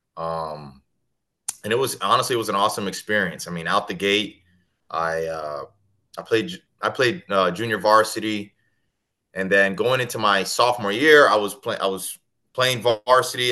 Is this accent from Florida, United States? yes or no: yes; Kissimmee, Florida, United States; also born or lived in Connecticut; Kissimmee, Florida is actually the city I grew up in, about 20 minutes from Disney